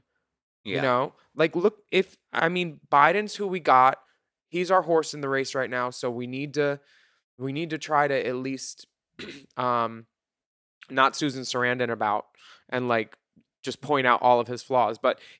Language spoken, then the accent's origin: English; United States; talking about Trump or how shitty my country is right now. It's easier. You know, when a cashier says, where are you from? Canada.